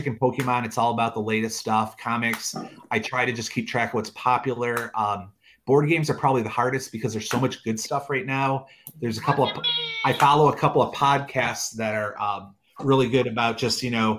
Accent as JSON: {"language": "English", "region": "Michigan", "country": "United States", "tie": "born or raised there", "moved": "yes", "lives_now": "Chelsea, United States", "said": "I grew up in Michigan, but moved around for about 20 years. I came back in 2015"}